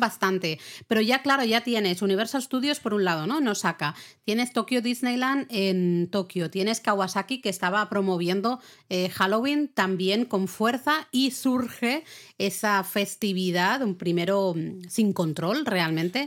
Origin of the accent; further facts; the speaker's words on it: Catalonia, Spain; yo soy catalana